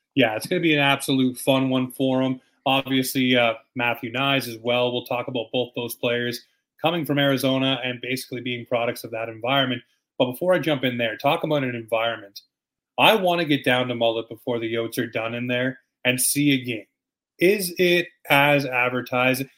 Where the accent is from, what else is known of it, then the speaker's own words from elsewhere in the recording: Canada; as a Canadian hockey fan